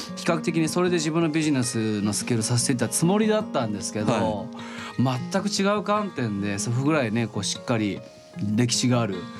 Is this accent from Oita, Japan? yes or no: yes; Oita, Japan; ずっと僕大分出身だしトリニータのことは見てるんですけど